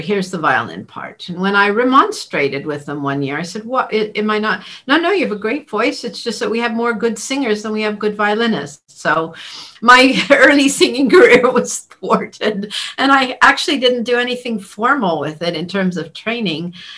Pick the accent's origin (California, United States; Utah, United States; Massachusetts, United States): California, United States; Los Angeles, Santa Clara; now in England; we moved from Los Angeles to Santa Clara, California